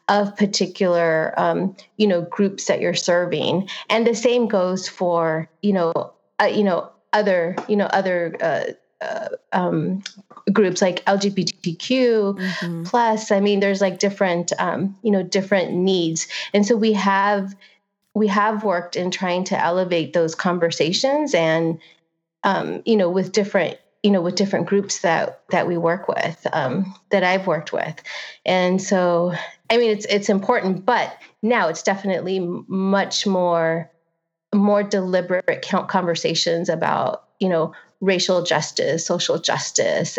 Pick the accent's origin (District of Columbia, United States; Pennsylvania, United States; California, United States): California, United States; Santa Ana; I was born and raised in Santana